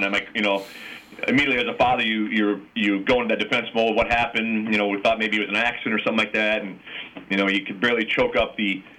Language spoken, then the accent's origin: English; Cedar Falls, Iowa, United States; moved away as an adult; now in northern suburbs of Chicago, United States; I grew up in Cedar Falls.